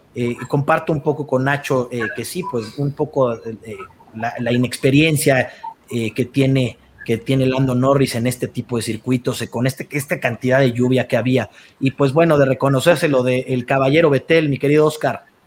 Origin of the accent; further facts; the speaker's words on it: Mexico; nosotros como mexicanos